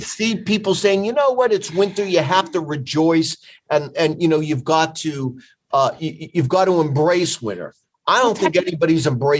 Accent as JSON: {"language": "English", "region": "Northeast", "country": "United States", "said": "we're both from the Northeast."}